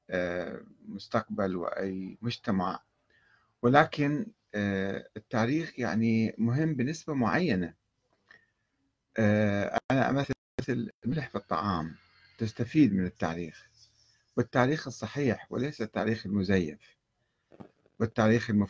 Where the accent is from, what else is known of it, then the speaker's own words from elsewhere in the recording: Karbala, Karbala Governorate, Iraq; moved away as an adult; أنا عشت في كربلاء ولدت في كربلاء وعشت في كربلاء 20 عاما تقريبا وكنت أحضر مجالس الخطباء والعلماء أيضا وكانت أحاديثهم في الستينات يعني أنا وعيت في الستينات وخرجت في بدايات السبعينات